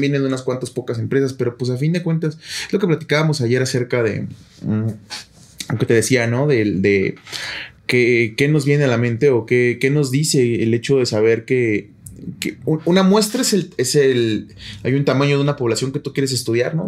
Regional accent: Mexico; lo que somos como mexicanos

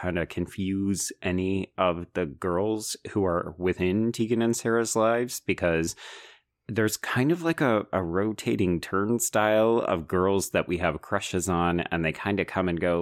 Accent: Calgary, Alberta, Canada; I grew up in Calgary

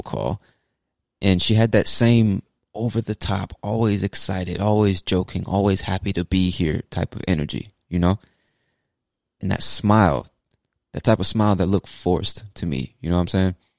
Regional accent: United States; as an American

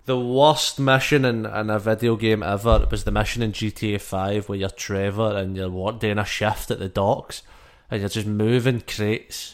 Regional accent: Scotland, United Kingdom; I'm Scottish

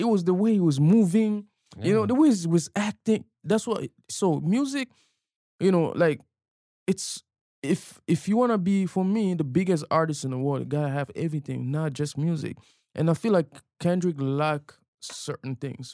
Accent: DR Congo; now in Toronto, Canada; growing up in Africa

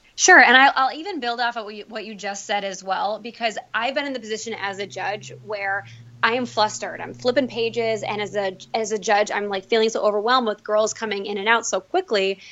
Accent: Elmira, New York, United States; moved away as an adult; now in Buffalo, United States; I was born and raised in Elmira, New York, where I went to a small Catholic school

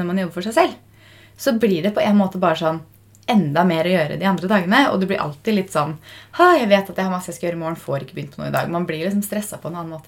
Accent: Fredrikstad, Østfold, Norway; now in Oslo, Norway; Nå var vi jo hjemme i Fredrikstad fra onsdag kveld til mandag kveld

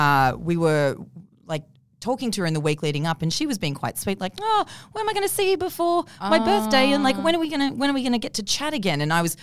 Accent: Forbes, New South Wales, Australia; I'm from Forbes initially.

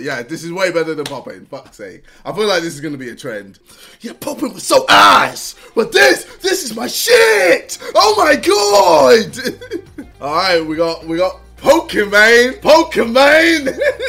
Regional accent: United States; I'm American and I only know... one Wayne, and that's ….

